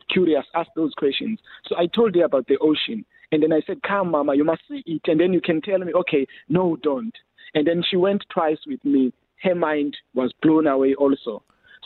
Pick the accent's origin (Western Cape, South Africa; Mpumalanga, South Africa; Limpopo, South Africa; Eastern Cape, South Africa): Eastern Cape, South Africa; Ngqabarha; also born or lived in Khayelitsha, Cape Town; now in Cape Town, South Africa; the forest I grew up in Ngqabarha back at home